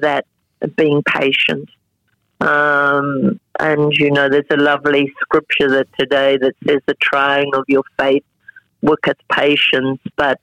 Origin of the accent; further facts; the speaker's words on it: Australia; They came through my hometown